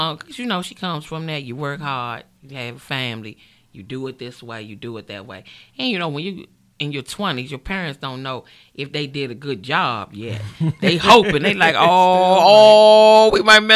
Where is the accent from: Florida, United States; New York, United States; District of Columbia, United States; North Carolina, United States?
District of Columbia, United States; Washington; accent: D.C.; I'm born and raised in Washington, D.C., South Side